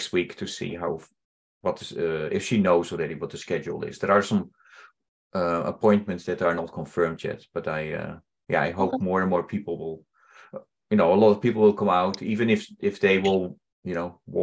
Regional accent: Netherlands; moved away; also born or lived in Indonesia; I'm originally from the Netherlands

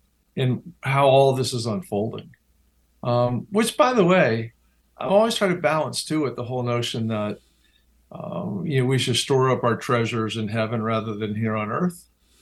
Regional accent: Washington, District of Columbia, United States; partly, maybe hugely, because of my grandmother and growing up in Washington, D.C., where politics is the cottage industry.

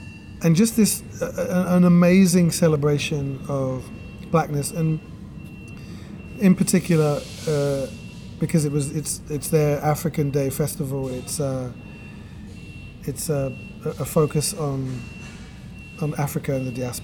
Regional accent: London, United Kingdom; moved away as an adult; also born or lived in Brooklyn; I grew up in the UK, in London, in East London

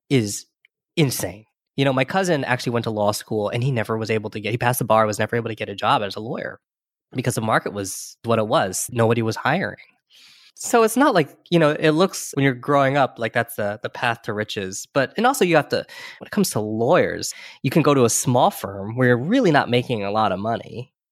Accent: California, United States; born there; And then we moved when I was born in Central California, right? So there's not a big Chinese community in Central California.

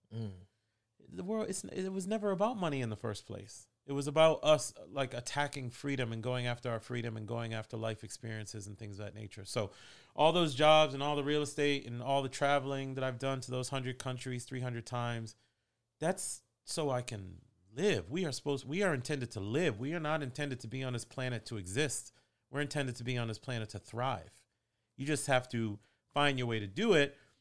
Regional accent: Boston, Massachusetts, United States; moved away as an adult; also born or lived in Queens, New York / Virginia; I was born in Queens, New York, raised in Boston

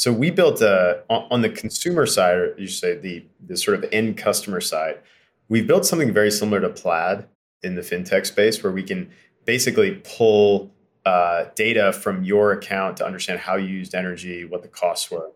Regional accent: Eastern Kentucky, United States; moved away; I grew up in Eastern Kentucky

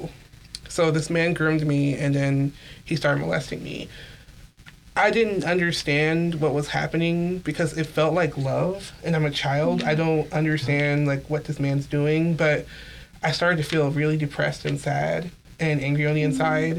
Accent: Columbus, Ohio, United States; I was born in Columbus, Ohio

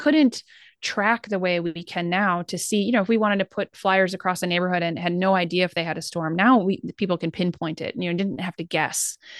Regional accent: Midwest, United States; we're from the Midwest

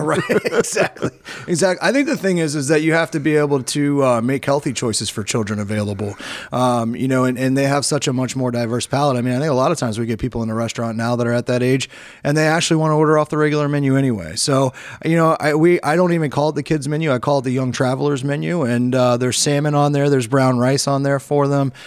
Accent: Washington, District of Columbia, United States; moved away as an adult; come back to my hometown area

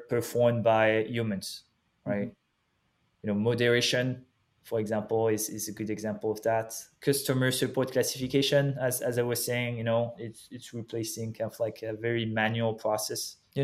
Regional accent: France; accent: French; English is a second language; moved away; also born or lived in Paris; Back in Paris, French, obviously, as you can hear from my from my accent.

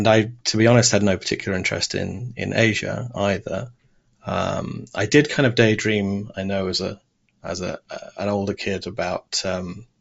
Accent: Devon, South West England, United Kingdom; moved away as an adult; also born or lived in Saudi Arabia / Oxford, England; When we moved back to England, we lived in Devon, which is quite a rural, idyllic part of the country. So I had most of my schooling there in Devon

